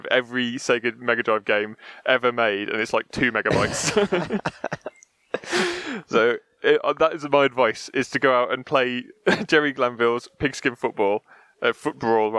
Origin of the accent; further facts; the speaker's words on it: Canada; That's why I'm Canadian, eh?